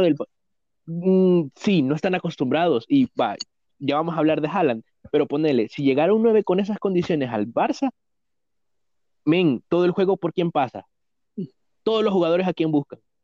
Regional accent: El Salvador; somos del Salvador

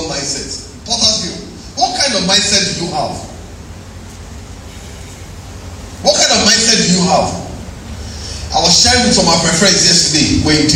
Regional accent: Ilorin, Kwara, Nigeria; You know, I grew up in Ilorin. When I first got to Ilorin

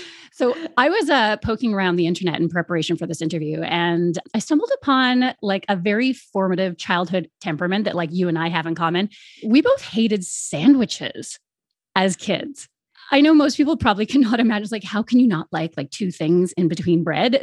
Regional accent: Canada; growing up in Canada

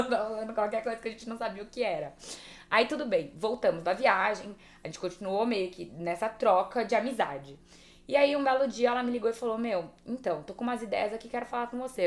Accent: São José do Rio Preto, São Paulo, Brazil; eu sou do interior de São José do Rio Preto.

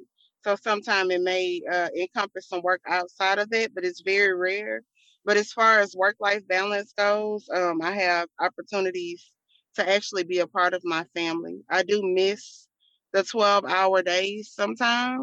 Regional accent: Houston, Texas, United States; I am from Houston, Texas. I come straight out of A-Leaf

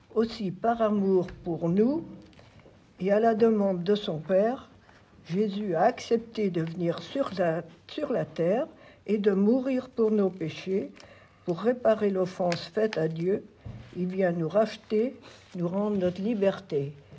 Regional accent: Auvers-sous-Montfaucon, Pays de la Loire, France; also born or lived in Voutré; Je suis née à Auvers-sous-Montfaucon. C'est dans le canton de Loué. Donc, c'est pas bien loin. donc, je suis sartoise

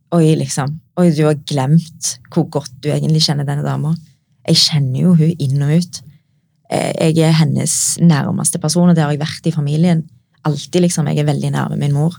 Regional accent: Norway; meg som er født og oppvokst i Norge

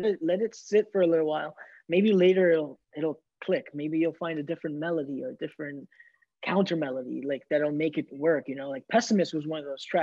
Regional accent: New York City, New York, United States

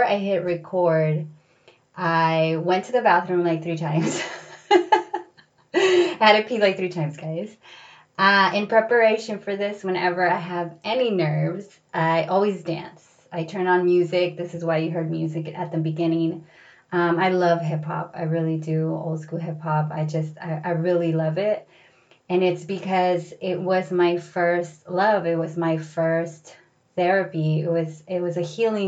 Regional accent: San Diego, California, United States; born or raised there; moved away as an adult; also born or lived in Los Angeles

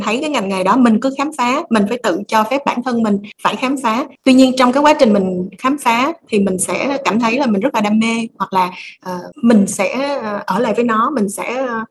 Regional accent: Vietnam; mình là người Việt Nam mình hiểu được tâm lý người Việt á

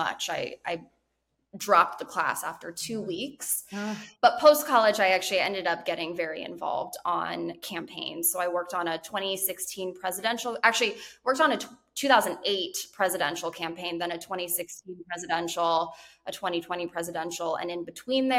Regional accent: Guam; I was actually born and raised on the U.S. territory of Guam

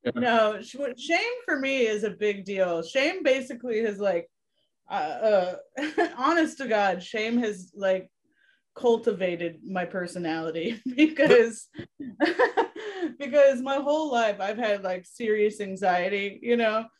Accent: Ocala, Florida, United States; I'm from Ocala, Florida

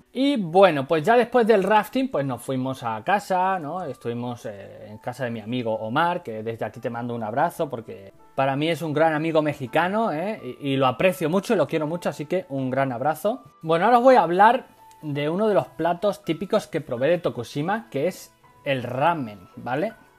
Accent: Badajoz, Extremadura, Spain; yo soy de campo, no soy de ciudad, yo soy de Extremadura, yo soy de Badajoz, o sea, de más campo no puedo ser

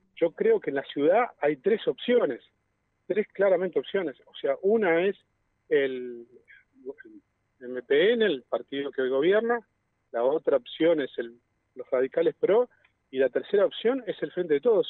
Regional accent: Neuquén, Argentina; soy nacido y criado aquí en Neuquén

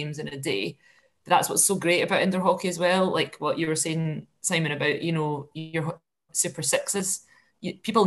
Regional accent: Scotland, United Kingdom; as a Scot

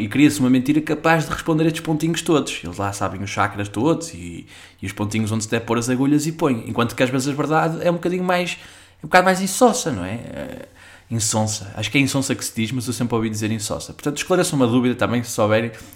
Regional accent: Gondomar, Norte, Portugal; a minha terra, onde eu vivo, em Gondomar

